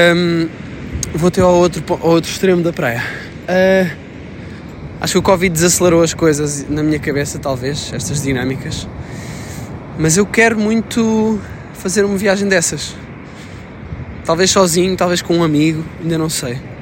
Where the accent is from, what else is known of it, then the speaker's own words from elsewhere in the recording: Sintra, Lisbon, Portugal; moved away; estou na minha terra natal, que é a Grande Sintra